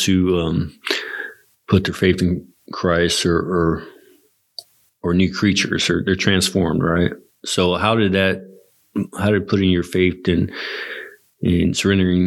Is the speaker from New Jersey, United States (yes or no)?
no; La Vernia, Texas, United States; I grew up in Lavernia